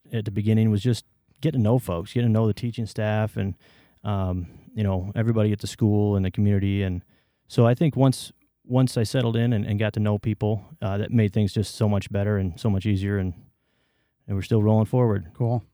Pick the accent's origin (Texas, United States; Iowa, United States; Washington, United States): Iowa, United States; Waterloo; also born or lived in Evanston, Illinois / northern suburbs of Chicago; moved to Waterloo with my family